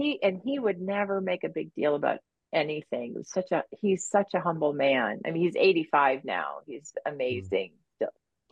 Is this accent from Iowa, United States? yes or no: yes; Iowa, United States; Well, we didn't have very much money. So most of our trips or vacations were car trips.